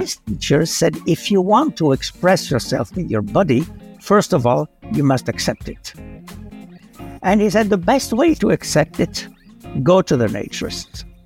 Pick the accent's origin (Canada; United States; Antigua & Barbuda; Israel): Canada; Montreal, Quebec; also born or lived in Tunis, Tunisia; I was born in Tunisia, Tunis, Tunisia, 1946. And my parents moved to Canada, to Montreal, when I was 12